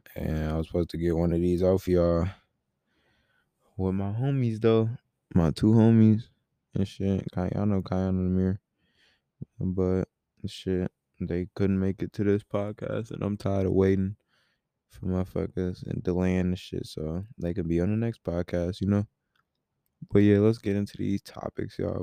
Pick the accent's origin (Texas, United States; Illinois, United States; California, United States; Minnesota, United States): Illinois, United States; Rockford; moved away; I was in my hometown, Rockford, Illinois, for, like, three weeks